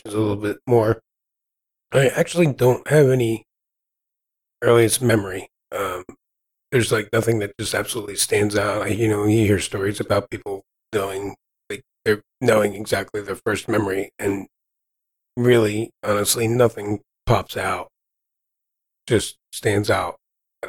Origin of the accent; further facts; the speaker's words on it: Ventnor City, New Jersey, United States; I grew up on the Jersey Shore. It was a seasonal town. I mean, I grew up right next to Atlantic City. The town was called Ventnor